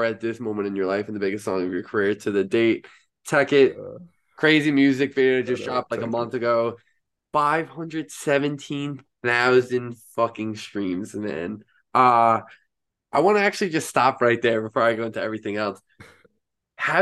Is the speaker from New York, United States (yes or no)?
yes; New York, United States; I'm a New Yorker myself